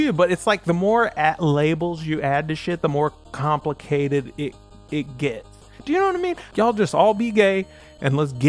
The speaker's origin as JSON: {"language": "English", "region": "the South", "country": "United States", "said": "I'm from the South where people think being gay is a choice."}